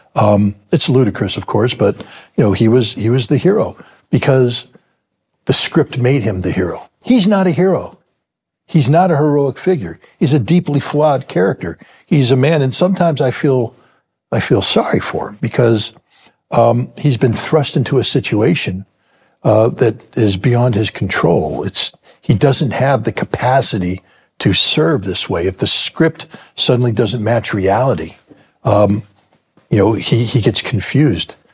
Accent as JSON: {"language": "English", "country": "United States", "said": "As an American"}